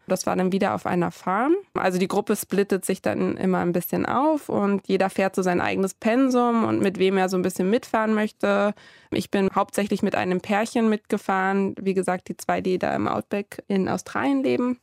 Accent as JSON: {"language": "German", "country": "Germany", "said": "bei uns in Deutschland"}